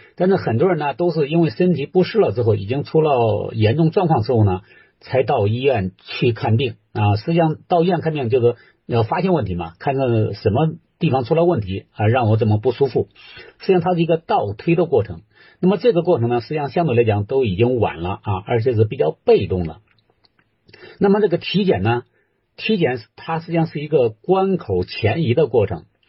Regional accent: China; 我们中国人

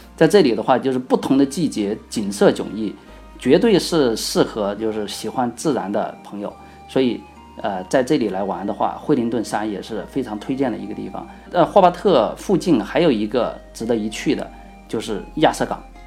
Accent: Sichuan, China; accent: Sichuanese; 用我们四川话来说的话

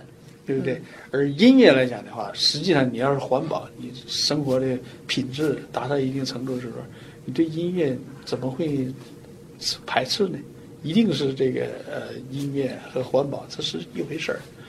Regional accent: China; moved away as an adult; now in United States; 所以我在中国出生长大的，一方水土养一方人，是不是？所以我就说，我在中国

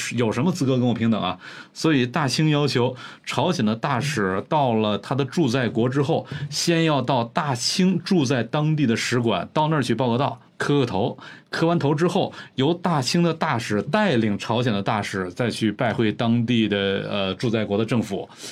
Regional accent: Northeast China, China; moved away; 咱们老家东北

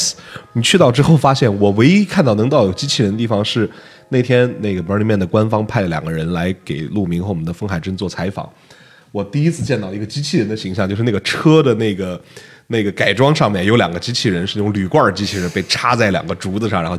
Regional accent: China; 咱们展示一下我们中国人自己的民族优秀的传统文化。

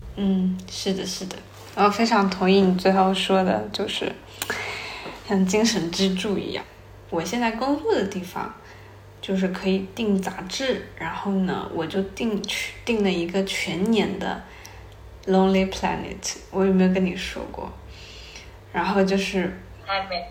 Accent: China; moved away as an adult; also born or lived in Japan; 那个时候我们班里面就我一个中国人

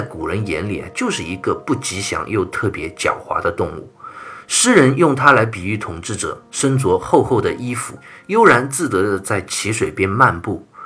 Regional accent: China; 所以，我们中国人打招呼叫寒暄嘛

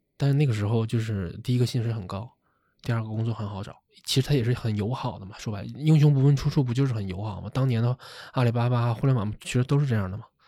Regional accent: Shenyang, Liaoning, China; moved away; 我是沈阳人

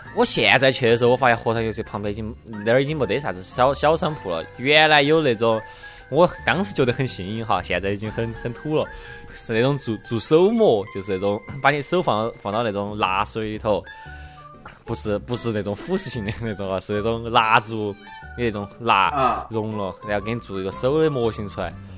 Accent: Chengdu, Sichuan, China; 我们成都人

